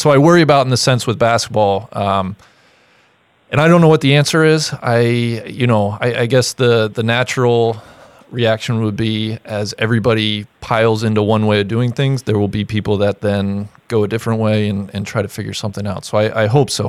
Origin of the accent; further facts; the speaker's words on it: Cincinnati, Ohio, United States; I grew up in Cincinnati, Ohio